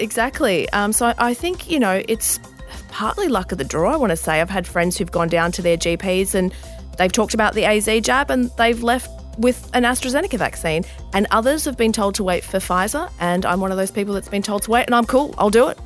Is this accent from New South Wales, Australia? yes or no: yes; Bankstown, New South Wales, Australia; I grew up in that area. I grew up in Bankstown. My parents still live in Bankstown.